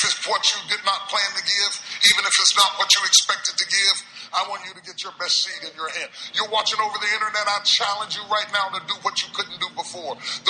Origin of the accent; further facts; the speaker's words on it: Dallas, Texas, United States; I'm not from L.A. I'm from Dallas.